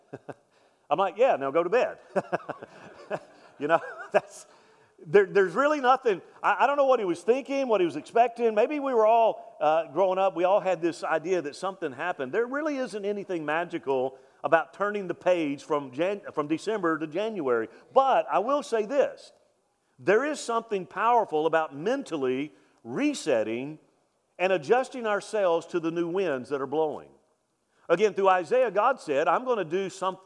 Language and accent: English; Mobile, Alabama, United States; I'm from Mobile, Alabama